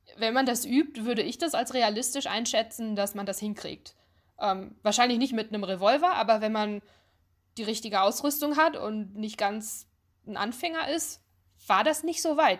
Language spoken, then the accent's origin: German; Ruhr area, North Rhine-Westphalia, Germany; moved away as an adult; now in United States; ich bin ein Ruhrpott-Kind.